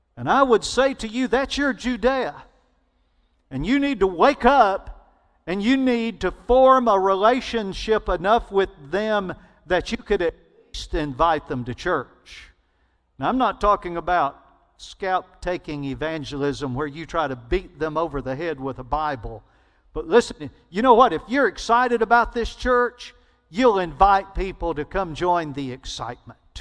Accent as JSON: {"language": "English", "region": "Alabama", "country": "United States", "tie": "born or raised there", "said": "I grew up in Alabama"}